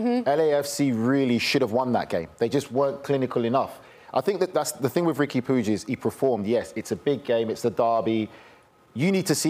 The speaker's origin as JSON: {"language": "English", "region": "London", "country": "United Kingdom", "said": "I'm from South London"}